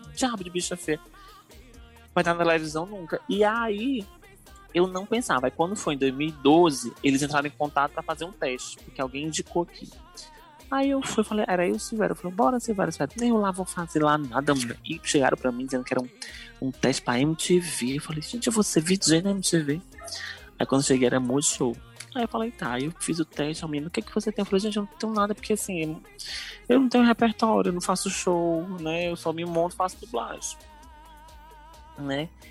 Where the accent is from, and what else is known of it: Ceará, Brazil